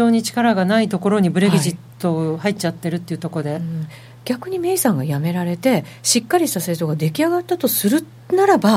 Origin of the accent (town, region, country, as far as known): Japan; now in London, United Kingdom